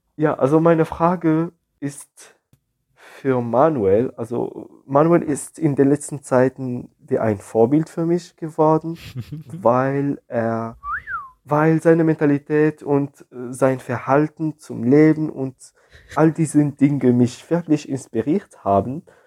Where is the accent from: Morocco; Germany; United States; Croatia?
Morocco; ich komme aus Marokko